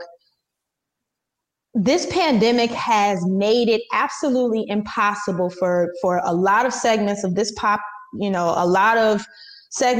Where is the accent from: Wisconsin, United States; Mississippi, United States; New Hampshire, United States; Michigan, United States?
Wisconsin, United States; my home state of Wisconsin